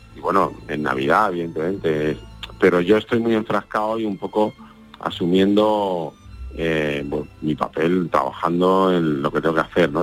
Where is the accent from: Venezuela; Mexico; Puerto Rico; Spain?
Spain; Andalusia; accent: Andalusian; nuestro acento andaluz